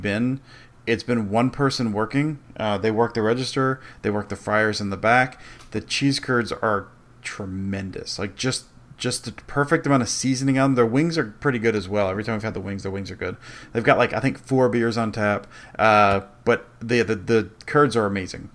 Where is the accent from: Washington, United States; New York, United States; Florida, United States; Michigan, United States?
Michigan, United States; outside of Detroit; I grew up outside of Detroit